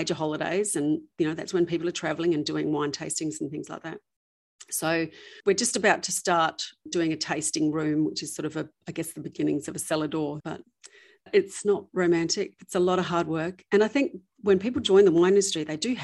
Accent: Bordertown, South Australia, Australia; also born or lived in New York; we were born and raised in Bordertown, which is literally about an hour from where our vineyard is.

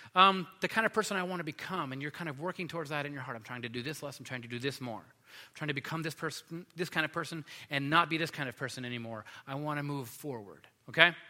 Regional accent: Los Angeles, California, United States; when I was a kid, I grew up in Los Angeles

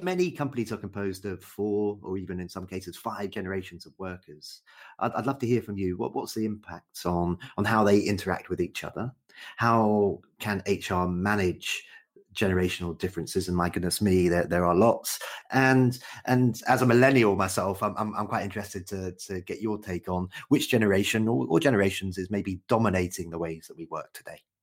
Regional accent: United Kingdom; as a Brit

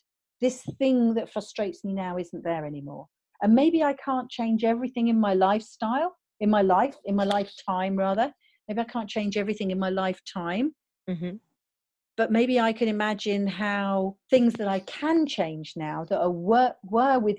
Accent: United Kingdom; I'm British

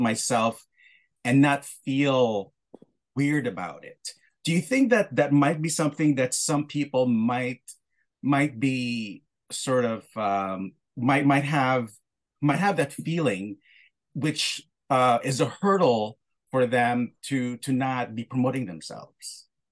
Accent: Philippines; I was born in the Philippines and, uh, you know, I, I come from a very close-knit family. And what I was taught growing up is that I should be humble

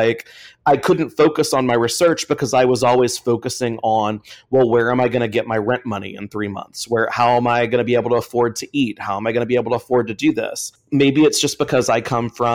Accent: Sherrington, Louisiana, United States; I'm from Sherrington, Louisiana, which is right next to the Gulf of Mexico

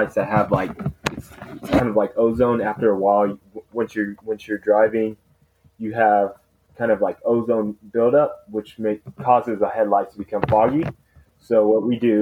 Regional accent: Oklahoma City, Oklahoma, United States; I was born and raised in Oklahoma City

